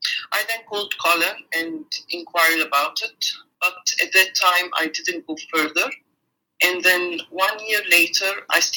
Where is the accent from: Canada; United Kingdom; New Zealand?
New Zealand; moved away as an adult; now in Melbourne, Australia; We have moved to Melbourne 2 years ago. We come from New Zealand. My husband and I own two businesses in New Zealand, one of which was a franchise